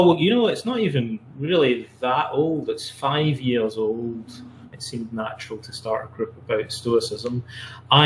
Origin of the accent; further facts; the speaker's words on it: Scotland, United Kingdom; also born or lived in London, England; now in Canada; I'm from Scotland originally.